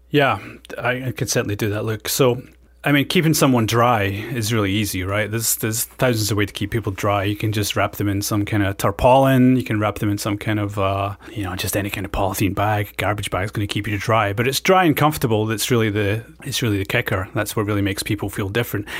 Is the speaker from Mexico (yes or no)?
no; Scotland, United Kingdom; moved away; I was, um, born and brought up in Scotland